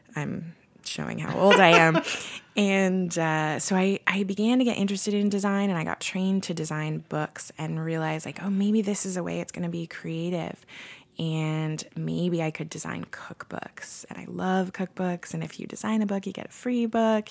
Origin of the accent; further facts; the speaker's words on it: Portland, United States; now in San Francisco, United States; I'm from Portland